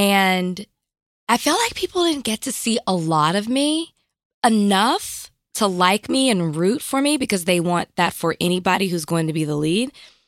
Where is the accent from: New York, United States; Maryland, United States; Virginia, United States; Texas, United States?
Texas, United States; Dallas; I'm from Oak Cliff.